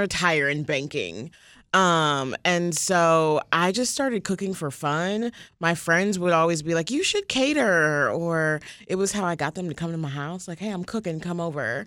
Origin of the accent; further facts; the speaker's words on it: the South, United States; moved away; also born or lived in Indianapolis; how I was brought up from the South